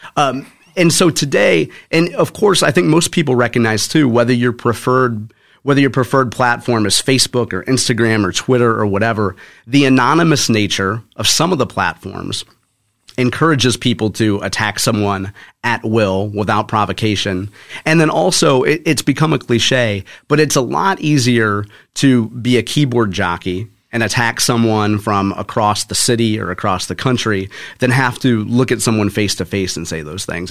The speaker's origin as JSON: {"language": "English", "town": "Spanish Lake", "region": "Missouri", "country": "United States", "tie": "born or raised there", "said": "I grew up in Spanish Lake. uh, went to Hazelwood East High School"}